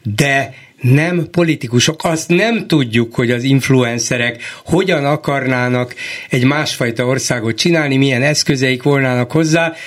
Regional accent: Hungary; A magyar adott annak születtem, abban nevelkedtem

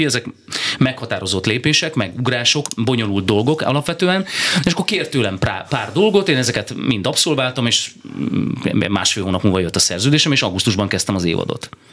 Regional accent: Berehove, Zakarpattia Oblast, Ukraine; moved away as an adult; now in Hungary; büszke vagyok arra, hogy, hogy Beregszászot születtem, és én tényleg egy olvasztó tégelyben nőttem fel

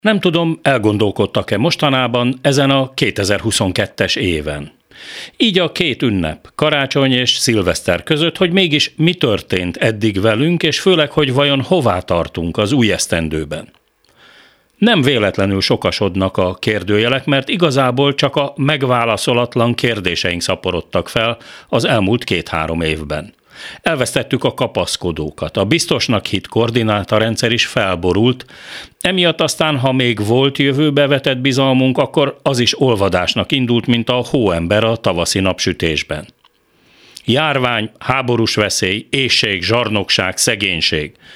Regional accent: Hungary; mi magyarok

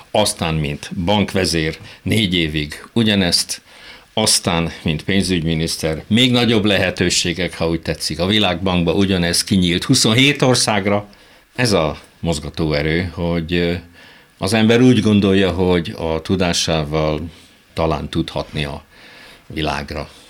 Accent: Hungary; born there; Szerencsém volt, olyan korban születtem, amikor már Magyarországon ugye oldódóban volt a régi kommunista önkényuralmi rendszer

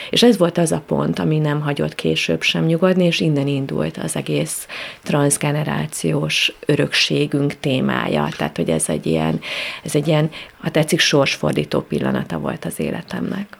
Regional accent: Great Hungarian Plain, Hungary; Most alföldiek vagyunk

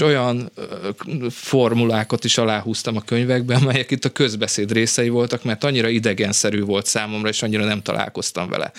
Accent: Vojvodina, Serbia; accent: Vojvodina Hungarian; first language Hungarian (Vojvodina variety); moved away as an adult; also born or lived in Novi Sad; now in Hungary; Tehát mondhatnám ezt, hogy a vajdasági magyar az én anyanyelvem

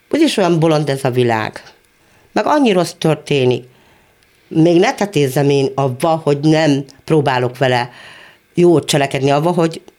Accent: Monor, Pest, Hungary; Ott születtem, ott lakom, és remélem még lakni is fogok egy darabig.

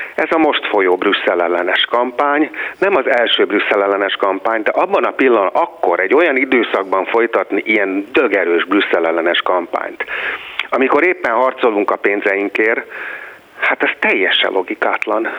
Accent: Hungary; Magyarország a hazám

